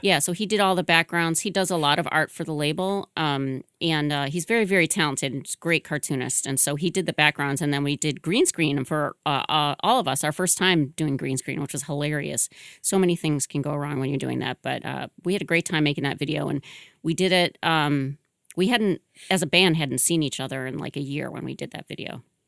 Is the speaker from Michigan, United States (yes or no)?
yes; Michigan, United States; moved away as an adult; now in Boston, United States; I'm originally from Michigan